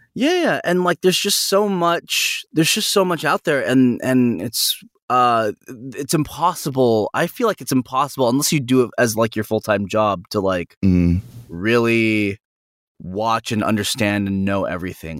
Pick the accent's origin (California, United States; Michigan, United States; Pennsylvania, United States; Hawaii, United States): California, United States; San Jose; I'm from NorCal and I'm from San Jose